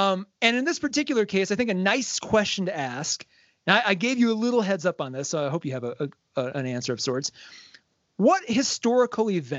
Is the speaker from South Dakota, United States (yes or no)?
yes; South Dakota, United States; moved away; I'm from South Dakota